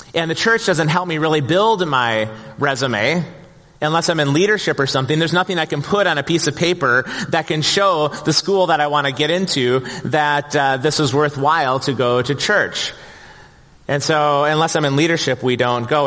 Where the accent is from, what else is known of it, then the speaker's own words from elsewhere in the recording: Plymouth, Minnesota, United States; growing up in Plymouth in the 1970s and 1980s. And back then, brother, it was the sticks out here